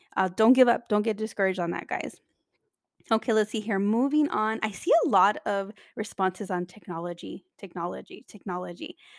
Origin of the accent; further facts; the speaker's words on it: California, United States; I come from California, I'm in Los Angeles